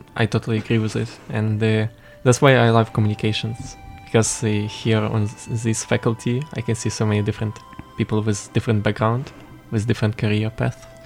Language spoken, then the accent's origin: English; Ukraine; moved away as an adult; now in Hualien, Taiwan; we are both from the same country